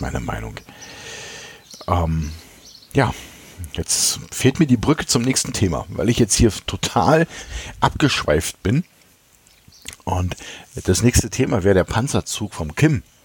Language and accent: German; Berlin, Germany; ich komme ja aus dem Osten Berlins